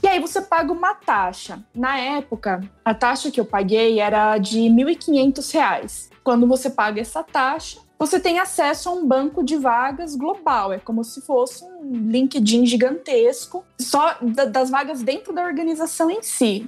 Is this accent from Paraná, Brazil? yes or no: yes; Paraná, Brazil; moved away as an adult; also born or lived in São Paulo / India; Eu sou natural do Paraná. Aí eu mudei para São Paulo para fazer faculdade